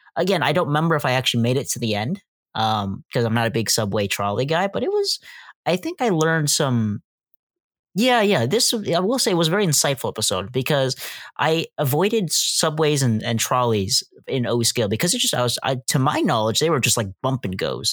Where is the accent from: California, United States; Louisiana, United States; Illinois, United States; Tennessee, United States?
Illinois, United States; West Chicago; I'm from West Chicago